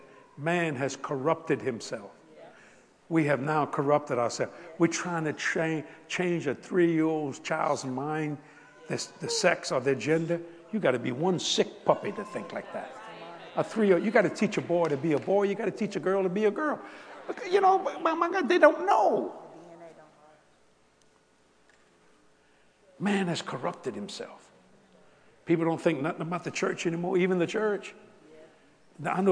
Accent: South Louisiana, United States; moved away; I'm a Cajun from South Louisiana

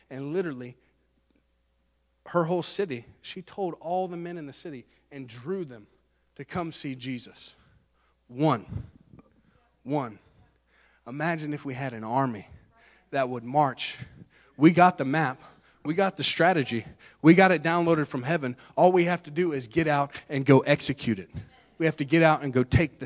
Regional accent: Central Florida, United States; I'm a guy from Central Florida

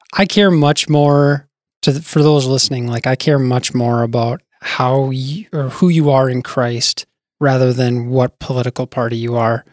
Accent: Bismarck, North Dakota, United States; also born or lived in Wisconsin; now in Fargo, United States; I grew up in Bismarck.

